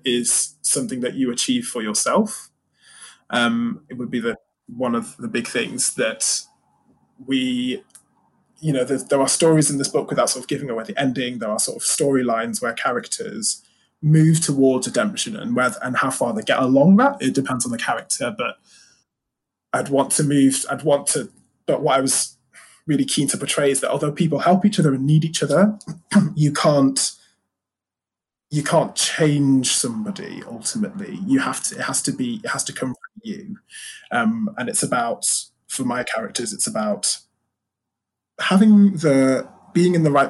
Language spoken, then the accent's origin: English; United Kingdom; being British